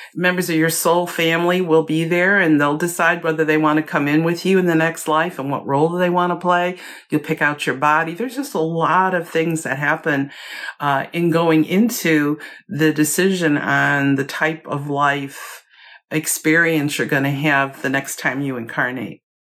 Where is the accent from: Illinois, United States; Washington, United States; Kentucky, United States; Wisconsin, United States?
Illinois, United States; Chicago; moved away; also born or lived in Virginia; I was born and raised in Chicago